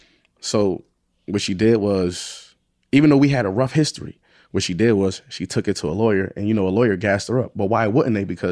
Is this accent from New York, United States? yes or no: yes; Buffalo, New York, United States; I'm from Buffalo, where, you know, nobody come out of Buffalo is nothing.